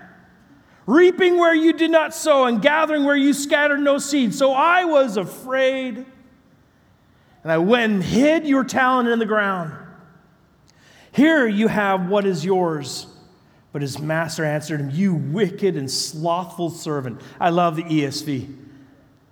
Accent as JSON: {"language": "English", "region": "British Columbia", "country": "Canada", "said": "I'm from British Columbia, Canada."}